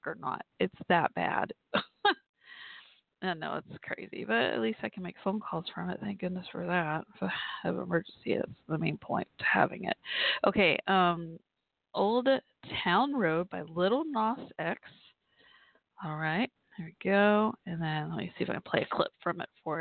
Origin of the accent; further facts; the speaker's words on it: Texas, United States; my home state